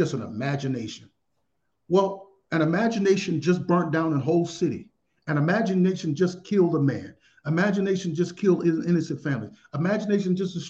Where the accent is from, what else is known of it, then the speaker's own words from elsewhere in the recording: Mississippi, United States; moved away; also born or lived in Arizona; So I was raised in Mississippi